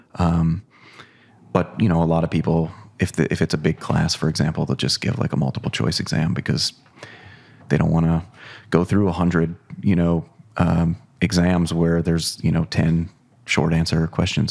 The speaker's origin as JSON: {"language": "English", "region": "Ohio", "country": "United States", "tie": "born or raised there", "said": "I grew up in Ohio"}